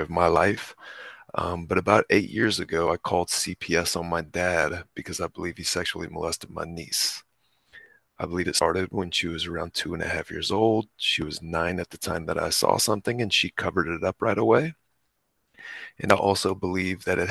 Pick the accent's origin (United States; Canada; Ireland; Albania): United States; Texas; I grew up in Texas